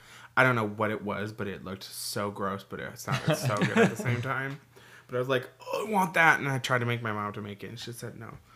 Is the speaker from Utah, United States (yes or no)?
no; Minnesota, United States; We're Minnesotan.